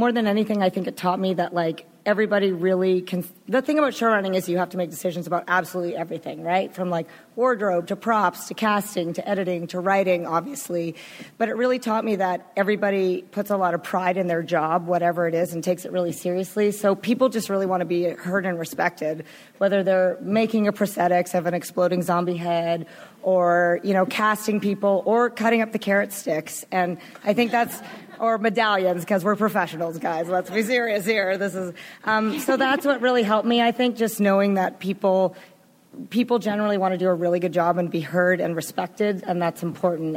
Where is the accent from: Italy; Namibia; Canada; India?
Canada; I'm from Canada